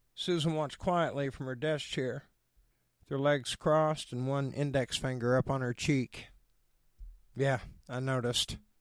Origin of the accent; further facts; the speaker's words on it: Oklahoma, United States; accent: Oklahoma; moved away; also born or lived in Los Angeles; my Oklahoma accent